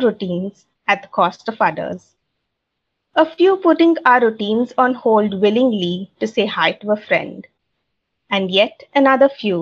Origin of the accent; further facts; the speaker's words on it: India; I'm from India